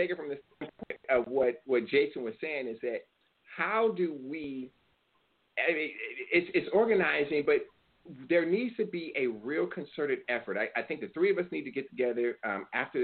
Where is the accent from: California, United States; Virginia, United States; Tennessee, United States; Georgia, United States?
California, United States; California, that's my home state.